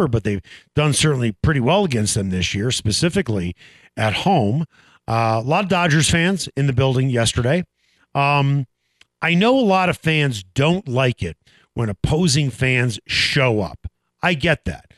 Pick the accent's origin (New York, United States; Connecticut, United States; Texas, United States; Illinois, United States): Illinois, United States; Chicago; born or raised there; moved away as an adult; now in Denver, United States